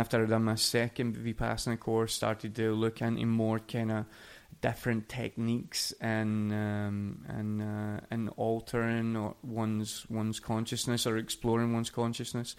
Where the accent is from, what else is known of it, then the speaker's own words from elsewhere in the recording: Coatbridge, Scotland, United Kingdom; moved away as an adult; now in Oslo, Norway; It's a little place outside of uh, of Glasgow called Coatbridge, where is where I grew